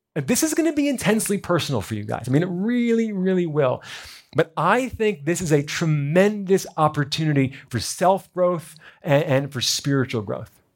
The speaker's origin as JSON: {"language": "English", "region": "New Jersey", "country": "United States", "tie": "born or raised there", "said": "I was born in America, born in New Jersey."}